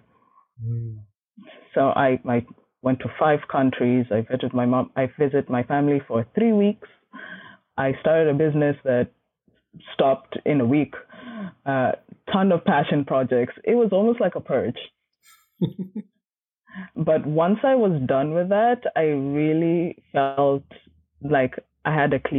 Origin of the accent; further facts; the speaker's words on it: Kenya; moved away; I grew up in Kenya and most of my family is there